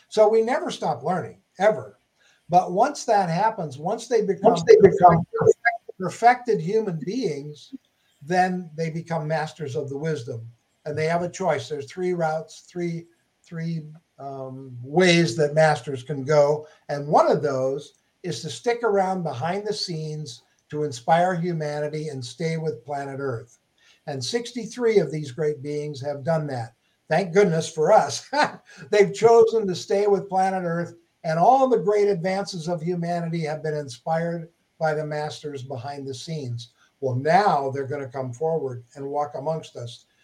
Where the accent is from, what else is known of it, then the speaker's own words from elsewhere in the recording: Minnesota, United States; moved away as an adult; now in Huntington Beach, United States; I grew up in Minnesota, shoveling snow